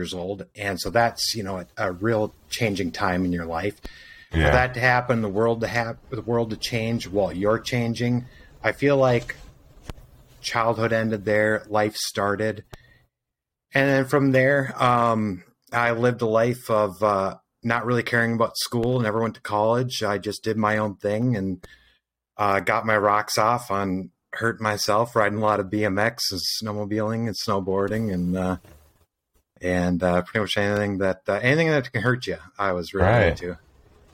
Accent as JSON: {"language": "English", "region": "Minnesota", "country": "United States", "tie": "born or raised there", "also_born_or_lived": "Fort Myers, Florida", "said": "I'm from Minnesota. I was born in Minnesota, but then I spent some time in the late 90s living in Fort Myers, Florida as a child, and then came back here 5 years later and spent the rest of my life since then here in Minnesota"}